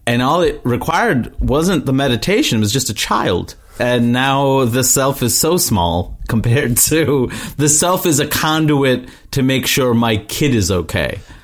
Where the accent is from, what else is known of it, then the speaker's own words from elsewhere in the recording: New York, United States; growing up in New York and just having the so many South Asians around me